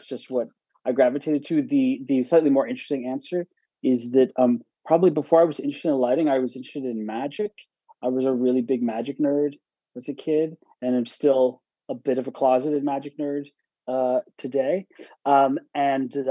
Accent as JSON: {"language": "English", "town": "Pittsburgh", "region": "Pennsylvania", "country": "United States", "tie": "born or raised there", "also_born_or_lived": "Syracuse", "moved": "as an adult", "lives_now": "New York, United States", "said": "I grew up in Pittsburgh"}